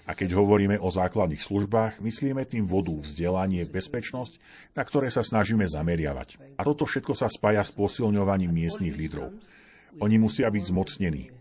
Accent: Colombia; No a ja pochádzam z Kolumbie, ktorá je v mnohom veľmi podobná Afrike. Avšak nezažívame takéto to suché tam, odkiaľ pochádzam. Práve naopak, máme veľa dažďa v pralesoch

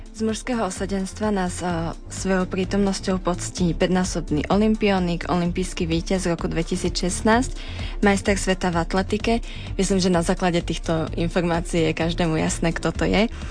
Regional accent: near Trnava, Trnava Region, Slovakia; moved away as an adult; now in Banská Bystrica, Slovakia; som zo západu, z okolia Trnavy

